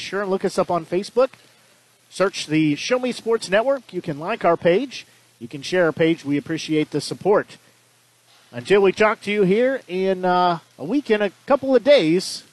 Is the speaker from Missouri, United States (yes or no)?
yes; Nevada, Missouri, United States; That's my hometown, is Nevada